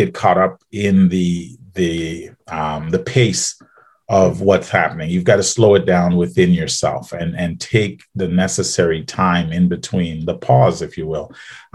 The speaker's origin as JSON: {"language": "English", "country": "Trinidad & Tobago", "tie": "born or raised there", "also_born_or_lived": "Baton Rouge, United States / Austin, Texas, United States", "moved": "yes", "lives_now": "Ottawa, Canada", "said": "Trinidad and Tobago and the south part of the island."}